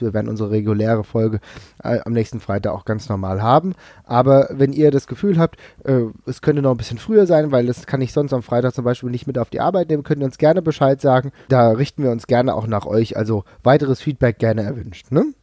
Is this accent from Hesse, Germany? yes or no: yes; Frankfurt, Hesse, Germany; ich komme aus Frankfurt